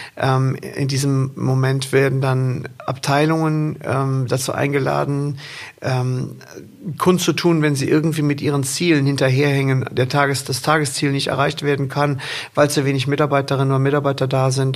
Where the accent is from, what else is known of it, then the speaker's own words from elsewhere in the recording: Rhineland, Germany; also born or lived in Windeck; wir im Rheinland